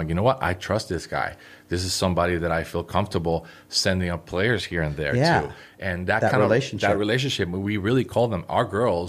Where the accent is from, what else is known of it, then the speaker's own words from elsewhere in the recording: Puerto Rico; I was born in Puerto Rico.